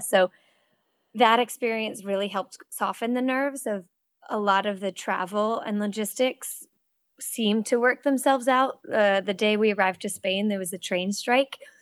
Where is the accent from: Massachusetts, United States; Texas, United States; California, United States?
Massachusetts, United States; Cape Cod; also born or lived in Connecticut; now in North Carolina, United States; I grew up swimming in Cape Cod and teaching swim lessons